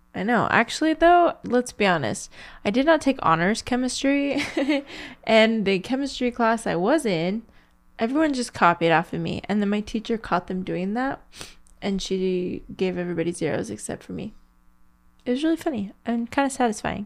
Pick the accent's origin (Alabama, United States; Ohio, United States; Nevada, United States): Nevada, United States; Las Vegas; born or raised there